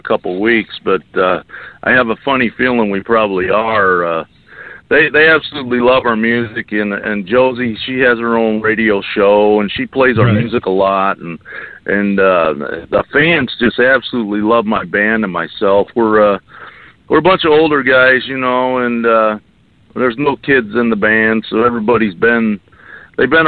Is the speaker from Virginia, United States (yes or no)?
no; Lindenville, New York, United States; now in Arizona, United States; I'm from Lindenville, New York.